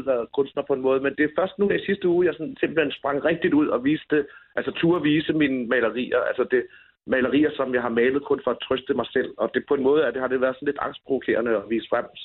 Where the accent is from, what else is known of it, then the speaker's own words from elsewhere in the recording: Denmark; Jeg har boet og født og opvokset i Danmark hele mit liv, og jeg har indtil videre ikke boet i andre lande end i Danmark. Jeg elsker Danmark, og jeg bliver boende her.